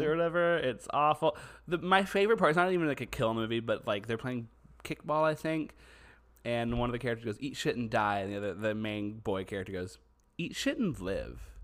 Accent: Southeast Texas, United States; we're from Texas, we're from, specifically Southeast Texas

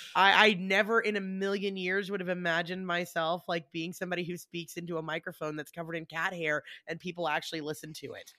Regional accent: Atlanta, Georgia, United States; we're from Atlanta

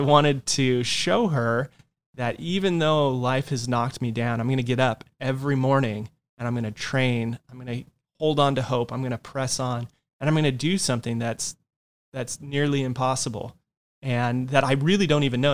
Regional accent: Yucaipa, California, United States; also born or lived in Orange County, California; one of my hometown shops from where I grew up in Yucaipa, California

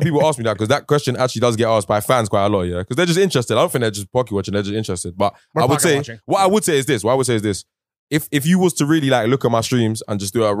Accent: England, United Kingdom; Because I'm English, obviously, it's a bit easier for me.

